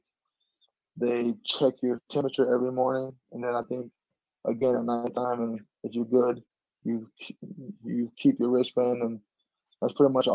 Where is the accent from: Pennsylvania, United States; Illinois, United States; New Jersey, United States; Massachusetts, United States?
Illinois, United States; Chicago; moved away as an adult; now in Denver, United States; I'm originally from Chicago